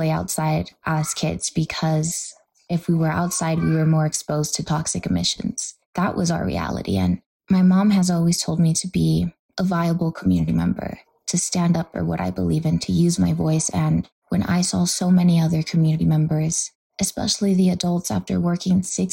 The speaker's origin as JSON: {"language": "English", "town": "Los Angeles", "region": "California", "country": "United States", "tie": "born or raised there", "said": "I grew up in South Central"}